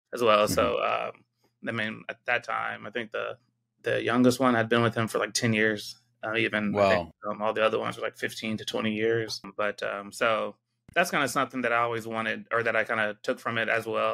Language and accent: English; San Diego, California, United States; moved away as an adult; also born or lived in Georgia / Michigan / Arizona; now in Texas, United States; I was born and raised in San Diego.